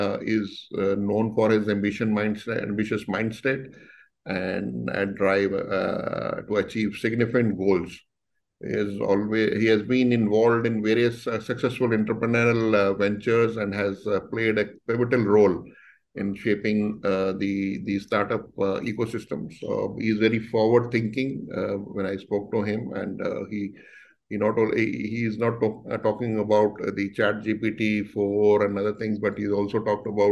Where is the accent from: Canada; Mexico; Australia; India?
India; Delhi; moved away as an adult; also born or lived in Mumbai; I'm born and brought up in Delhi only